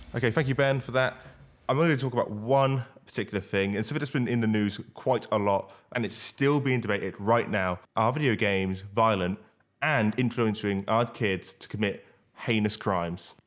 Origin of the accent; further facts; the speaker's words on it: Banbury, South East England, United Kingdom; my hometown of Banbury